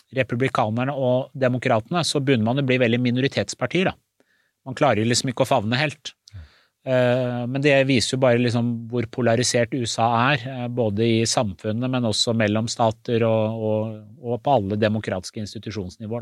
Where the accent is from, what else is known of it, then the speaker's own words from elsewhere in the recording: Skotselv, Buskerud, Norway; also born or lived in Iran / Istanbul, Turkey; Jeg opplevde aldri rasisme i oppveksten da jeg vokste opp i Skotselva